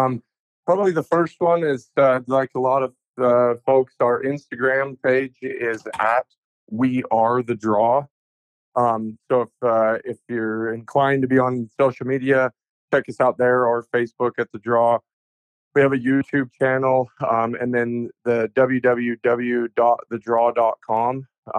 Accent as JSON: {"language": "English", "region": "Utah", "country": "United States", "tie": "born or raised there", "also_born_or_lived": "New Mexico / Arizona", "said": "growing up in Utah and in New Mexico, Arizona, like, we never saw him."}